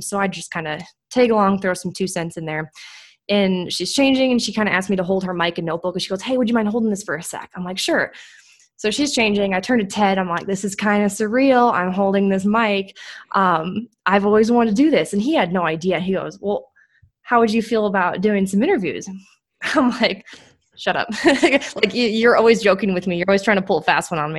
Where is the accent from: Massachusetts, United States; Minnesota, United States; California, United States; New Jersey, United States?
Minnesota, United States; Minneapolis; now in Indianapolis, United States; I'm originally from Minneapolis, up in Minnesota